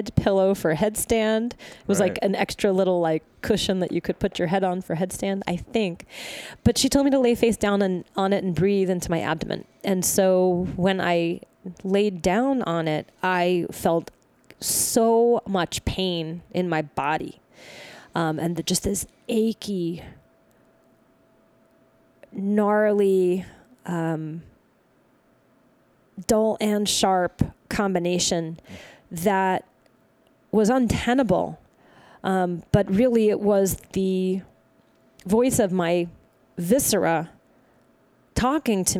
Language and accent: English; the South, United States; I'm from the South